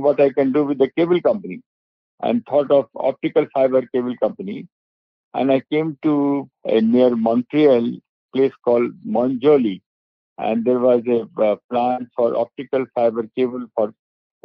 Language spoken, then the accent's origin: English; India; also born or lived in Mumbai; now in London, United Kingdom; I come from one of the village in the interior of India